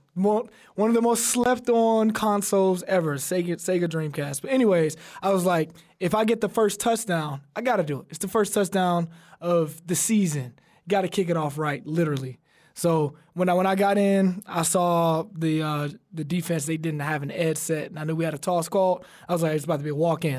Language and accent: English; Alabama, United States; We're both from Alabama